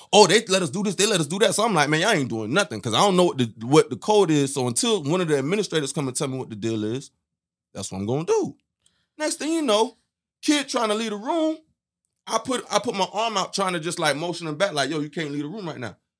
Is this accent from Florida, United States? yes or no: yes; West Palm Beach, Florida, United States; first language Haitian Creole; English is a second language; born in West Palm, too. Florida boy.